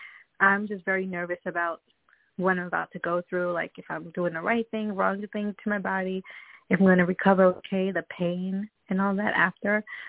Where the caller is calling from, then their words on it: Long Island, New York, United States; I'm calling from Long Island, New York.